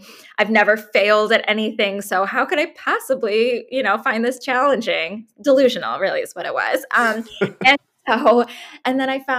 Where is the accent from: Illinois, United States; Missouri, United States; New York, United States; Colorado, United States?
Missouri, United States; St. Louis; I was born and raised in St. Louis